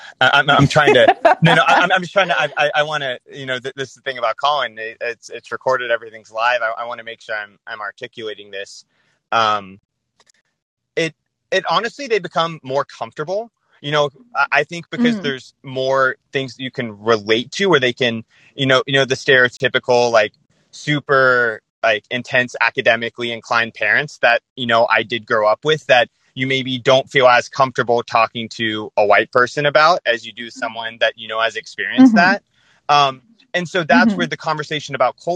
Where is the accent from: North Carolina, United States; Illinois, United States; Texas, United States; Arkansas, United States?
Texas, United States; Dallas; moved away as an adult; now in California, United States; I'm from Texas. I grew up in Dallas